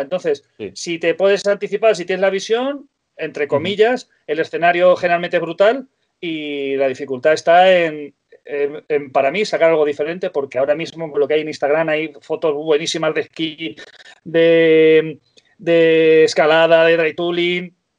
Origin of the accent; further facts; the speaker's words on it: Ciudad Real, Castilla-La Mancha, Spain; moved away as an adult; also born or lived in Eriste, near Benasque, Aragon; now in Benasque area, Spain; nací en Ciudad Real, en La Mancha